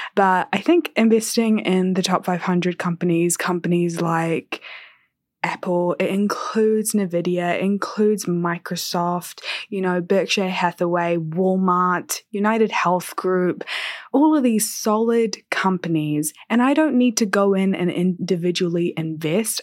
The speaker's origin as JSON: {"language": "English", "region": "Kerala", "country": "India", "said": "I'm South Indian, I'm Malayali, I'm from Kerala"}